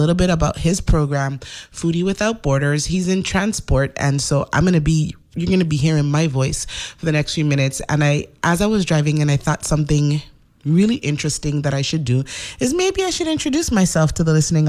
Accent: St. Croix, U.S. Virgin Islands; also born or lived in St. Thomas, U.S. Virgin Islands; I was born in St. Thomas. I lived in St. Thomas till I was four, and then I moved to St. Croix, where I had the bulk of my education

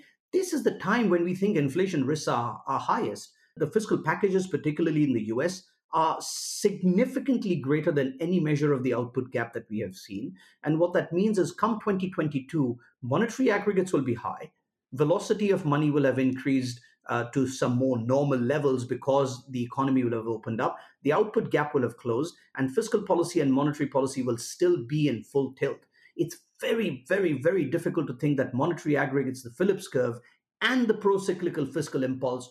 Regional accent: India; my home country, India

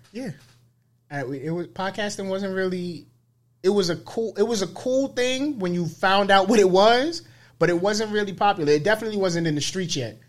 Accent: New York City, New York, United States; being from the Bronx

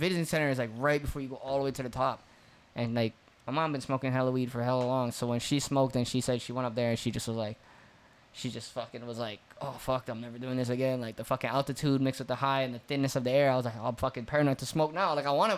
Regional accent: Big Island, Hawaii, United States; I'm fucking born and raised in Hawaii

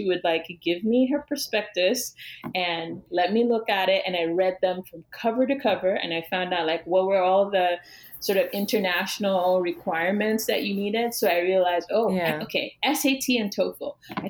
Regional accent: eastern Nigeria, Nigeria; And so those are the artists that we were at least exposed to as African Nigerian artists when I was in school

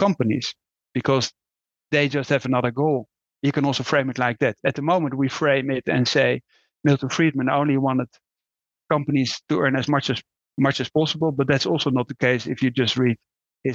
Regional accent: Netherlands; I'm Dutch, so that was not a great topic anymore when I was raised in the Netherlands

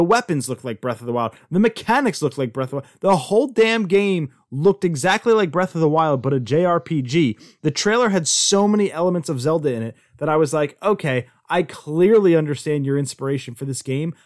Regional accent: United States; I'm from America. I'm from America

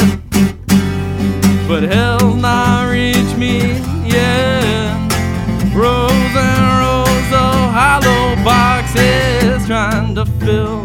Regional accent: Chattanooga, Tennessee, United States; also born or lived in New Orleans; I am from Chattanooga. Born and raised

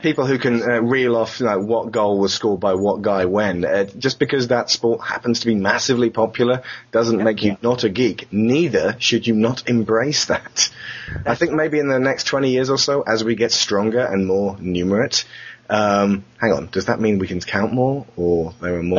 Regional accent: England, United Kingdom; we come from England where everyone pushes

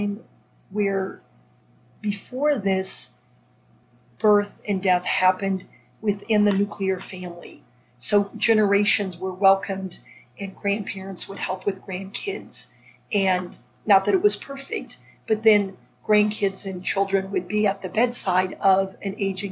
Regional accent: Minnesota, United States; moved away; also born or lived in France; growing up in Minnesota

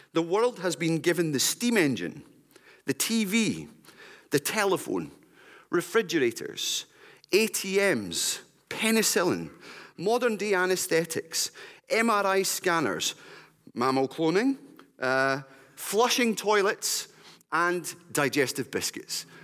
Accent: West Lothian, Scotland, United Kingdom; I grew up in West Lothian.

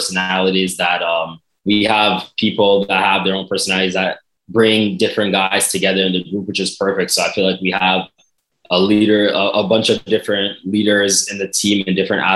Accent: Canada

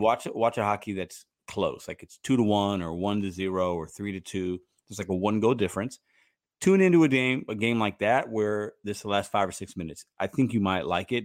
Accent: Chicago, Illinois, United States; also born or lived in Puerto Rico; now in St. Louis, United States; I'm from Chicago, but I live in Saint Louis.

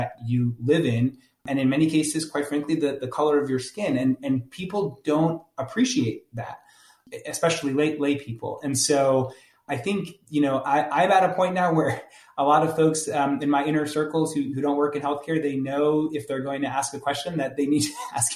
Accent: New Jersey, United States; I'm from New Jersey, so there's often lots of like four-letter expletives

